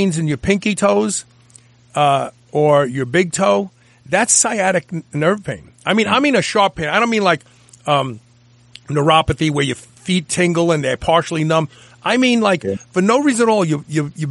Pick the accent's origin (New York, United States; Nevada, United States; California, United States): New York, United States; New York City; I'm from Brooklyn. I pronounce words very, very different than the normal people